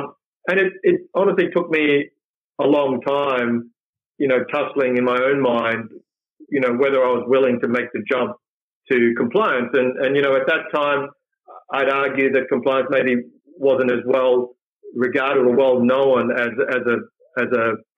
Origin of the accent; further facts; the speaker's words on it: Perth, Western Australia, Australia; also born or lived in Malaysia; So I grew up in Perth, and it was great growing up in, you know, the 70s and the 80s